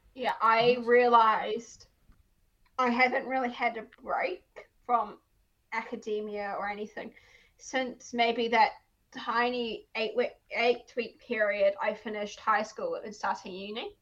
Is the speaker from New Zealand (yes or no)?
no; South Africa; I am South African